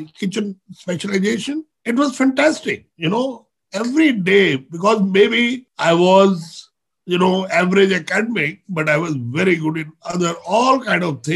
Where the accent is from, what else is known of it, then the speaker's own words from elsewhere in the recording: India; I'm not from the other country. I'm Indian.